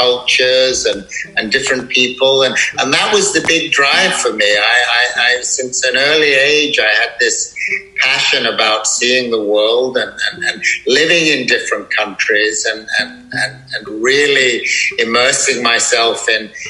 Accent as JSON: {"language": "English", "country": "United Kingdom", "tie": "born or raised there", "also_born_or_lived": "Bali", "moved": "as an adult", "said": "what we grew up with in Europe and certainly in the UK"}